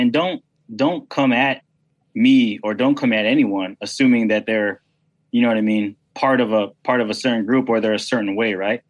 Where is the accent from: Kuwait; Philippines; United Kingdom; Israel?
Philippines; And people think that, I'm Filipino. Some people think I'm Spanish, some people think I'm mixed or whatever.